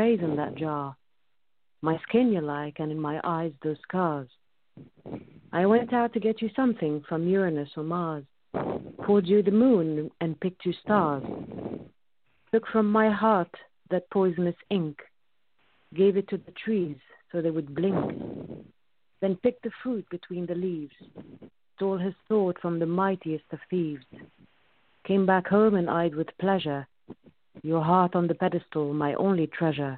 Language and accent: English; Egypt; moved away; I was born and raised in Egypt